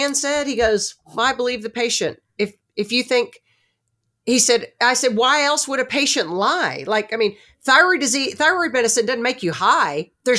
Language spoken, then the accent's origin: English; Newark, New Jersey, United States; Remember, I'm the girl from Newark, New Jersey. That's where my New Jersey Jew shows.